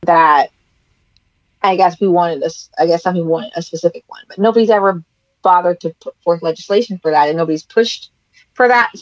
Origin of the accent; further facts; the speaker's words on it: San Francisco, California, United States; I grew up in San Francisco, where the Asian American community is very large